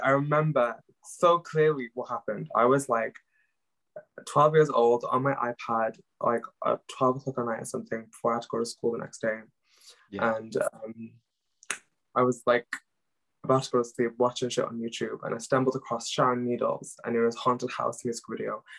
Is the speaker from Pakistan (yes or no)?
yes; Pakistan; English is a second language; now in Cardiff, United Kingdom; I am Pakistani